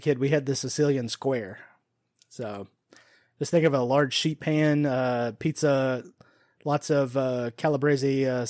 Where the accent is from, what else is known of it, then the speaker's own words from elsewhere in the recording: Omaha, Nebraska, United States; weren't you born in Omaha, Nebraska? Yes, yes, I was.